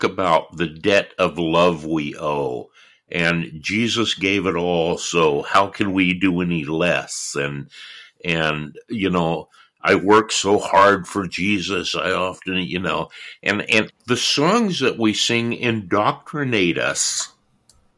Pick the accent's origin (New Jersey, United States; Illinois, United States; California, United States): California, United States; moved away as an adult; also born or lived in New York; I was born and raised in California.